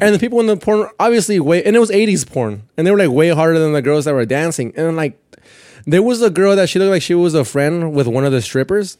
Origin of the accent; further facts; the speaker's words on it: Perris, California, United States; first language Spanish; English is a second language; moved away as an adult; also born or lived in Mexico; now in Queens, New York, United States; I'm from Paris, from Paris, California, which is like, probably like almost two hours from Mexico